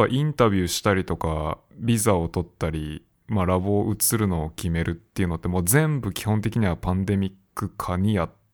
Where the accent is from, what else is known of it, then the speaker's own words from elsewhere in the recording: Japan; moved away; 自分の母国にいない